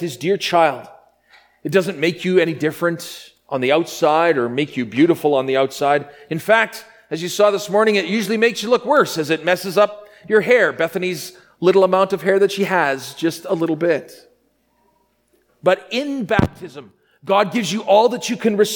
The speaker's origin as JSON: {"language": "English", "town": "Grenfell", "region": "Saskatchewan", "country": "Canada", "tie": "born or raised there", "said": "Growing up in my hometown of Grenfell, Saskatchewan"}